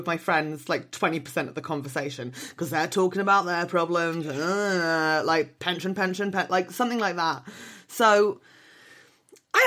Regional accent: Fleet, South East England, United Kingdom; my hometown

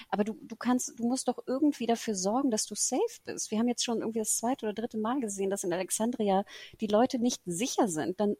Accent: Singapore; Wir sind ja ne, in Singapur natürlich groß geworden.

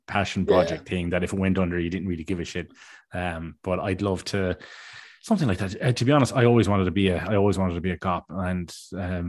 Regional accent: Tramore, Munster, Ireland; a mom and pop kind of video shop called Premier Movies in my hometown in Tremore years ago

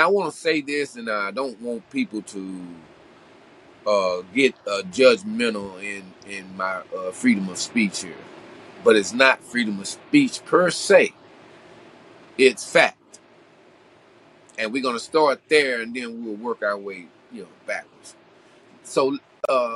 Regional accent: Lufkin, Texas, United States; my hometown of Lufkin, Texas

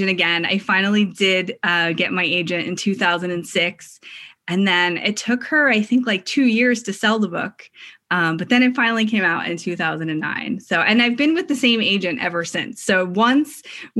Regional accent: Philadelphia, Pennsylvania, United States; I grew up in outside of Philadelphia, a suburb of Philadelphia

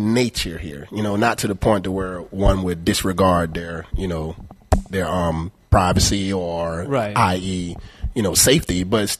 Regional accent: Cordele, Georgia, United States; also born or lived in Atlanta, Georgia; now in Naples, United States; I was born in Georgia.

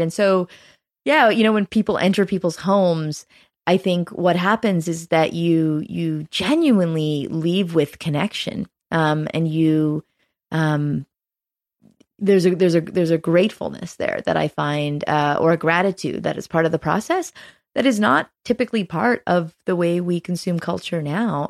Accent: Canada; also born or lived in Toronto; as a Canadian, I'm proud

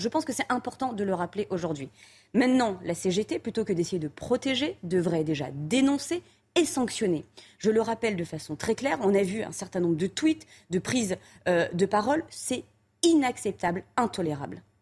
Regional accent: France; en tant que Français, mais aussi en tant qu'Européens

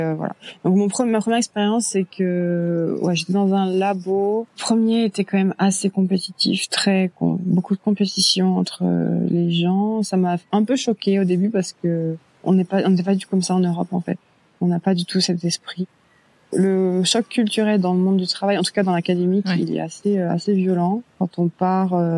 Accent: Brittany, France; moved away as an adult; also born or lived in Belgium; now in Carlsbad, United States; je viens de Bretagne en, bah, en France

